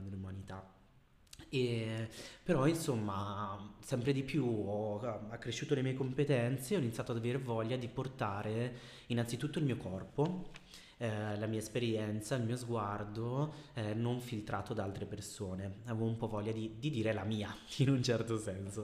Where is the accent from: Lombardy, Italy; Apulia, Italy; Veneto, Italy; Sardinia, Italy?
Lombardy, Italy; Bergamo; also born or lived in Brazil; Sono una bergamaschia eh, perché sono nato in Brasile ma da sempre ho vissuto a Bergamo